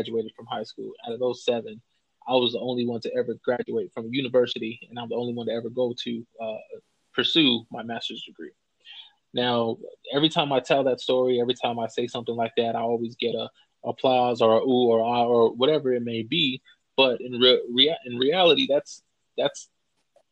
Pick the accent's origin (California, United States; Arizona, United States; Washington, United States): Arizona, United States; Phoenix; Born and raised in South Phoenix